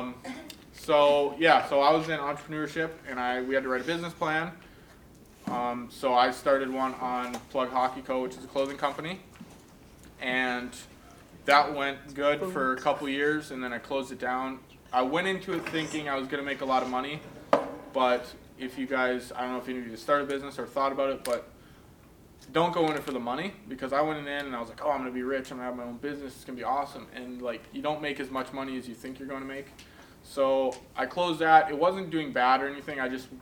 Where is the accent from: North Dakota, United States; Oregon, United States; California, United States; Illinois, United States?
North Dakota, United States; Minot; also born or lived in Steinbach, Manitoba, Canada; I grew up in Minot, North Dakota